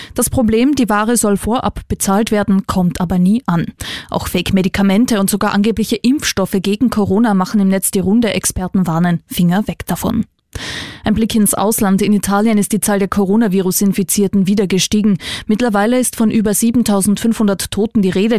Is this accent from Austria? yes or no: yes; Austria; Bei uns in Österreich